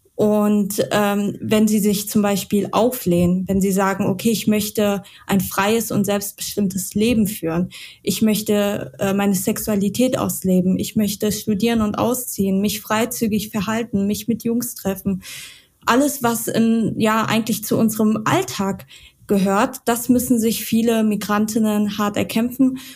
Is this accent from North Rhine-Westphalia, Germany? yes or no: no; Mainz, Rhineland-Palatinate, Germany; Ja, ich komme aus Mainz.